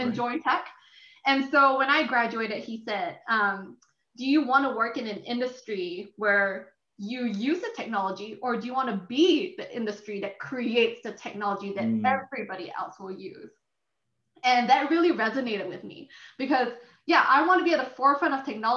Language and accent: English; Singapore; I'm originally from Singapore.